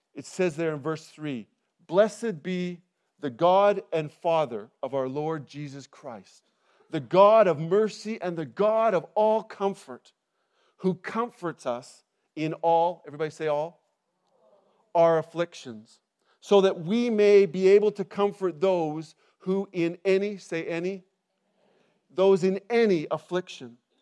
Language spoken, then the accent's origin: English; Canada; moved away as an adult; now in England, United Kingdom; I'm originally from Canada, and we, we moved to England twelve years ago